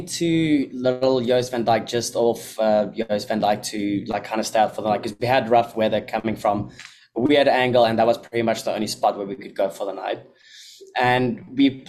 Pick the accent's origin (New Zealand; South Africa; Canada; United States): South Africa; now in Bahamas